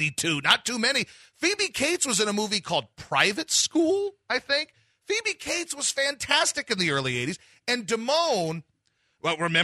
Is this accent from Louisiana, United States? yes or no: yes; Louisiana, United States; moved away; also born or lived in Philadelphia; I'm from Louisiana.